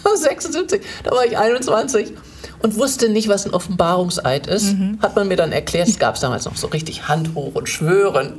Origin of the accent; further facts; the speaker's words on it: Germany; ich äh, bin als Deutsche